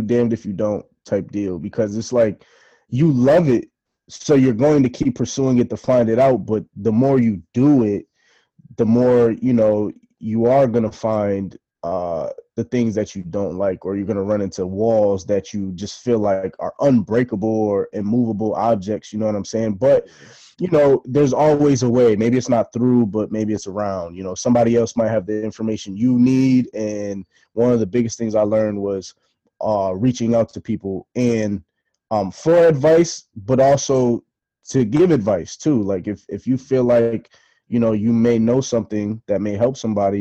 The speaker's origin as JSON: {"language": "English", "town": "Bristol", "region": "Connecticut", "country": "United States", "also_born_or_lived": "Boston", "said": "I'm from Bristol"}